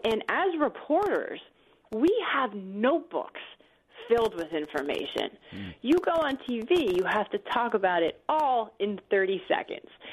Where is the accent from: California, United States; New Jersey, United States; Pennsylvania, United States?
Pennsylvania, United States; northeastern; I grew up in northeastern Pennsylvania